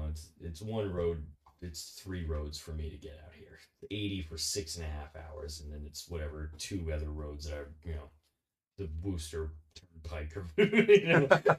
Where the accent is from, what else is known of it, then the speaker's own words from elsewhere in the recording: New Jersey, United States; I'm from New Jersey.